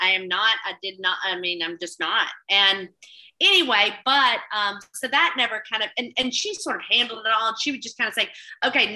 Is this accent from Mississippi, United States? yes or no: yes; Mississippi Delta, United States; also born or lived in Oxford, Mississippi; growing up in the Delta